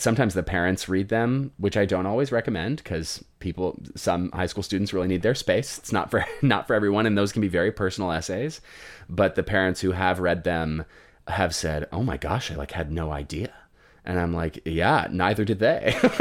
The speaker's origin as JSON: {"language": "English", "region": "Colorado", "country": "United States", "tie": "born or raised there", "said": "I grew up in Colorado"}